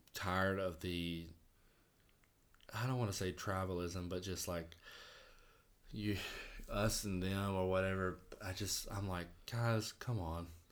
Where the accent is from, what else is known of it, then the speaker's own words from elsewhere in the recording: Vidalia, Georgia, United States; growing up in Vidalia